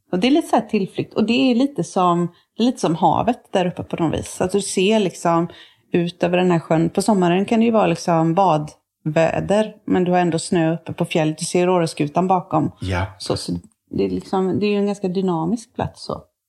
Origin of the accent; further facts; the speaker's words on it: Tibro, Västra Götaland, Sweden; accent: some kind of western; moved away; also born or lived in Motala; sen flyttade vi till Tibro där min farmor och farfar är ifrån